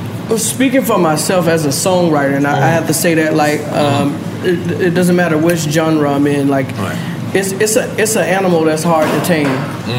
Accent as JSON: {"language": "English", "town": "Atlanta", "region": "Georgia", "country": "United States"}